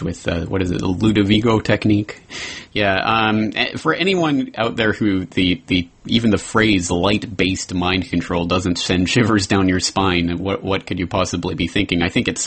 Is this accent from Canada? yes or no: yes; Canada; As a Canadian